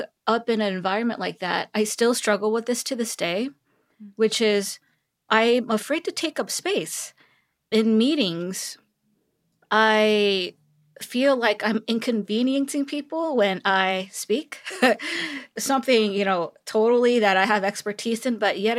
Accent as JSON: {"language": "English", "region": "Seoul", "country": "South Korea", "tie": "born or raised there", "also_born_or_lived": "California", "moved": "yes", "lives_now": "Texas, United States", "said": "I was born and raised in Seoul, Korea. And I went to school in California. And upon graduation, I moved to Texas. So yeah, it's been quite a while, 16, 17 years since I've been in Texas."}